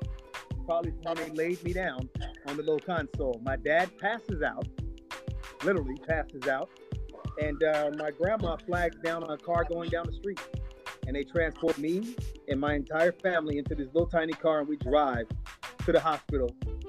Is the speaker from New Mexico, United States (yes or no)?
no; Georgia, United States; born there; And I was born outside of Atlanta, Georgia, near Conyers, on a dirt road.